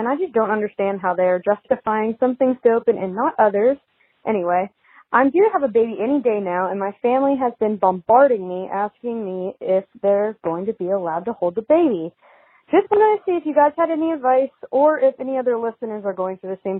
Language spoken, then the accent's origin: English; West Virginia, United States; I'm from West Virginia